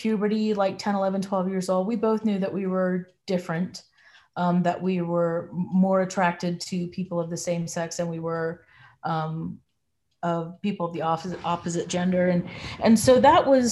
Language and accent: English; North Carolina, United States; also born or lived in Georgia, United States; I was born in Georgia and raised in North Carolina